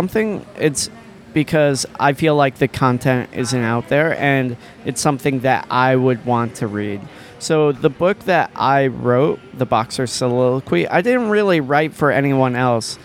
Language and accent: English; United States; moved away as an adult; now in Thailand; I am from America.